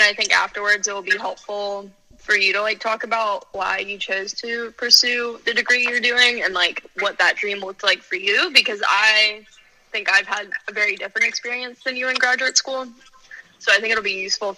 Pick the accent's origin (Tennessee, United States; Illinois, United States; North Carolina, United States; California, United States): North Carolina, United States; Outer Banks; moved away as an adult; also born or lived in Tallahassee